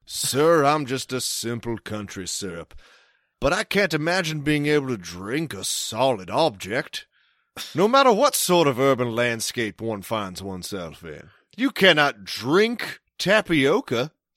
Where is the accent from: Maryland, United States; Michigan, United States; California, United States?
Maryland, United States; accent: Maryland; my Maryland accent